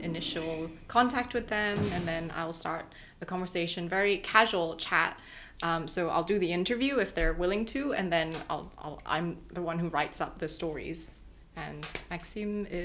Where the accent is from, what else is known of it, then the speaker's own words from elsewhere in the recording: Hong Kong; I grew up in Hong Kong